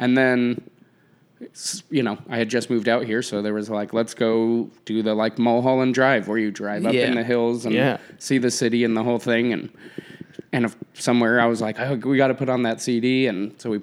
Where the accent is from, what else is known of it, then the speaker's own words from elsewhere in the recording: Colorado, United States; Being a Colorado boy